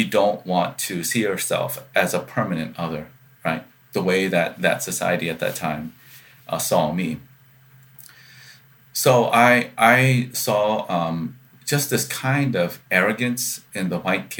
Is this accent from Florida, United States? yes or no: no; Columbia, South Carolina, United States; growing up in Columbia, South Carolina